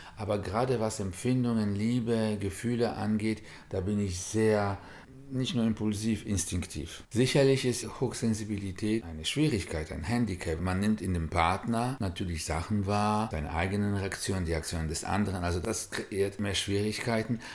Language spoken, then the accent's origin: German; Warsaw, Masovian Voivodeship, Poland; moved away; In Warschau, wo ich geboren bin